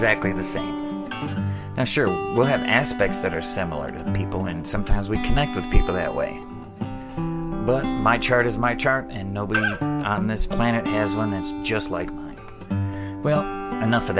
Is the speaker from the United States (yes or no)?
yes; Adrian, Michigan, United States; I was born on March 10th, 1972 in Adrian, Michigan